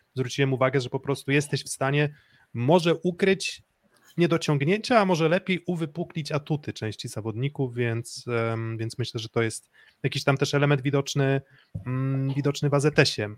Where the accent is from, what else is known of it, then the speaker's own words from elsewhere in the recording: Olsztyn, Warmian-Masurian Voivodeship, Poland; ja jestem z Olsztyna